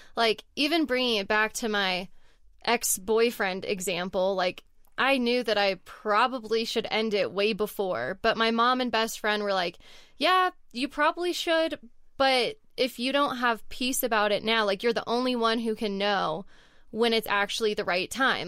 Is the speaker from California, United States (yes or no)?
yes; Southern California, United States; moved away as an adult; also born or lived in Texas; now in Colorado, United States; where I grew up in Southern California